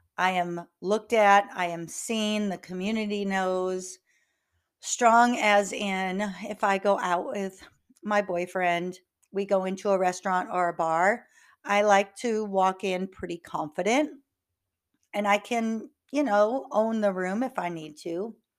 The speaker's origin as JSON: {"language": "English", "region": "North Iowa", "country": "United States", "tie": "born or raised there", "moved": "yes", "lives_now": "Houston, United States", "said": "I grew up in North Iowa"}